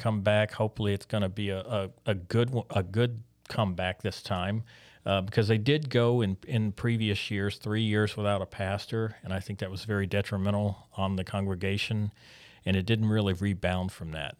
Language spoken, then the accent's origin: English; Biloxi, Mississippi, United States; moved away; growing up in Biloxi